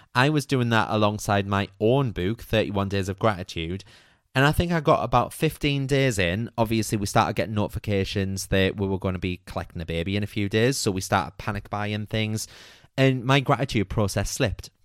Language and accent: English; United Kingdom; as a British nation